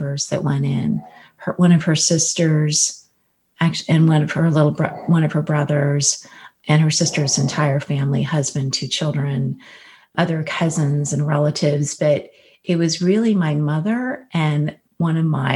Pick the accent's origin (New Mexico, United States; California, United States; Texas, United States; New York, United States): California, United States; I grew up in California